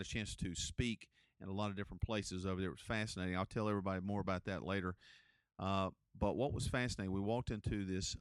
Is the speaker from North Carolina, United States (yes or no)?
yes; Gastonia, North Carolina, United States; I grew up here in Gastonia